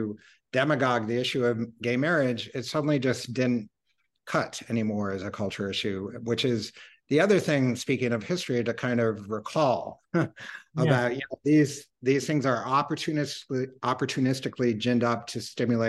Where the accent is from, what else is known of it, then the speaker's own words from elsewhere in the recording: Iowa, United States; moved away; return to Iowa, which is actually my home state